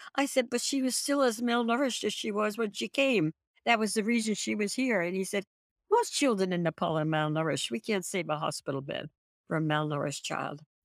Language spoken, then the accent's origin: English; San Francisco, California, United States; I'm from San Francisco. We have earthquakes all the time